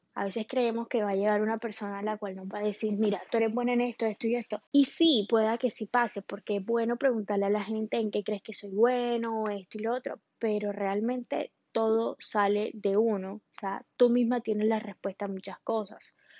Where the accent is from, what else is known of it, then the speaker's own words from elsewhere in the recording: Colombia; now in Miami, United States; yo soy colombiana, en este momento vivo en Miami